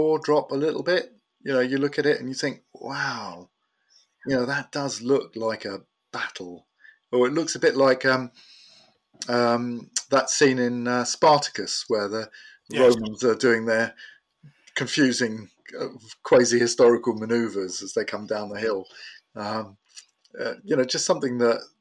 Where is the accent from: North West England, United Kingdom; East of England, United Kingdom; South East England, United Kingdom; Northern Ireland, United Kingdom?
South East England, United Kingdom; Portsmouth; I grew up in Portsmouth, Cosham, and just north of Portsmouth